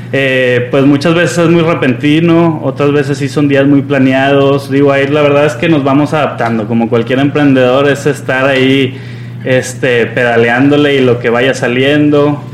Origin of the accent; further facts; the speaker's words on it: Monterrey, Nuevo León, Mexico; yo soy regiomontano y la realidad es que no conocía mi ciudad